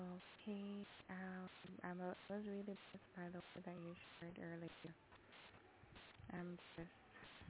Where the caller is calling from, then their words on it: Jamaica; Hello, this is … from Jamaica.